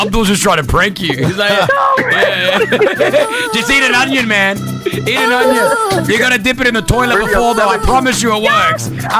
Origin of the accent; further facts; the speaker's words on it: United Kingdom; I'm a Brit.